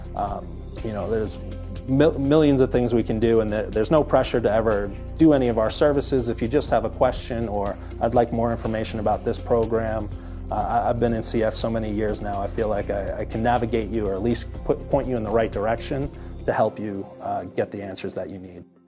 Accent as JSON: {"language": "English", "region": "New York", "country": "United States", "tie": "born or raised there", "also_born_or_lived": "Boston", "said": "I'm born and raised in New York"}